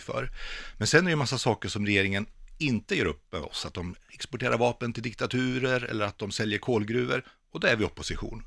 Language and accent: Swedish; Vänersborg, Västra Götaland, Sweden; tävlingsrodd i Vänersborg där jag växte upp.